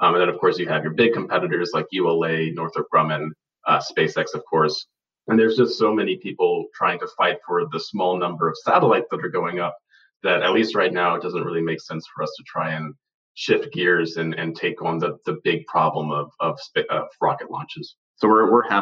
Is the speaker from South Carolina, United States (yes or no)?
yes; Charleston, South Carolina, United States; moved away; I'm originally from South Carolina, from Charleston, South Carolina